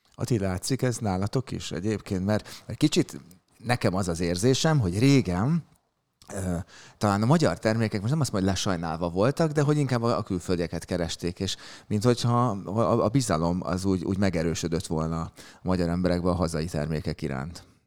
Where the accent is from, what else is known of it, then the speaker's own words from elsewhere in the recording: Budapest, Hungary; kőbányaiként a kannás szomelié